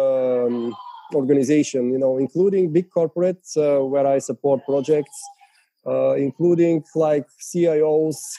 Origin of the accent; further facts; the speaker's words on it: Bulgaria; first language Bulgarian; English is a second language; Bulgarian, my mother tongue